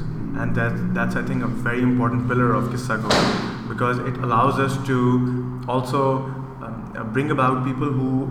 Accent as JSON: {"language": "English", "region": "Dubai", "country": "United Arab Emirates", "tie": "born or raised there", "said": "born and raised in Dubai"}